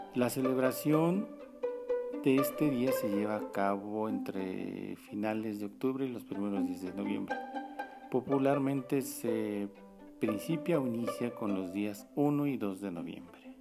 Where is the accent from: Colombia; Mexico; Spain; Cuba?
Mexico